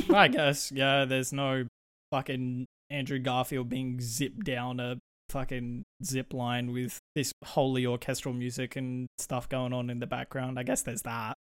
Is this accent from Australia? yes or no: yes; Australia; we are Australian